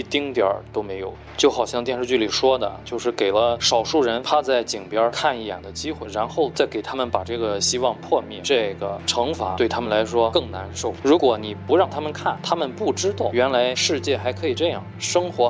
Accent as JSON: {"language": "Chinese", "country": "China", "said": "我们中国人最擅长的不是发明创造，而是复制"}